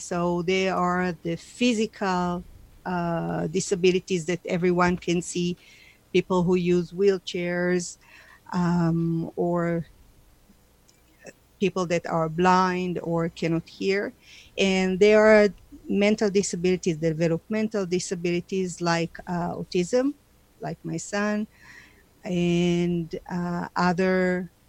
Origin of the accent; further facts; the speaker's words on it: Israel; moved away as an adult; now in Calgary, Canada; I was born in Israel, and I'm the youngest of three children